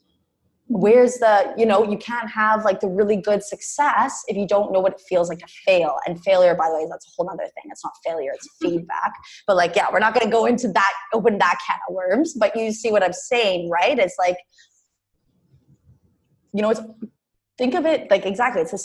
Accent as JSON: {"language": "English", "country": "Canada", "also_born_or_lived": "Mexico", "moved": "as an adult", "said": "I was from Canada"}